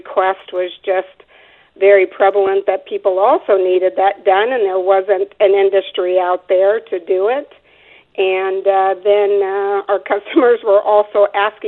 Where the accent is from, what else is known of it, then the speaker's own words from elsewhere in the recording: Phoenix, Arizona, United States; I actually was born and raised in Phoenix, Arizona. I'm a Arizona native